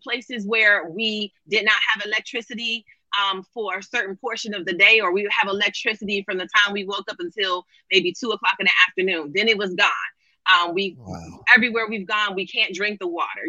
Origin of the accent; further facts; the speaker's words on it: Florida, United States; I grew up in Florida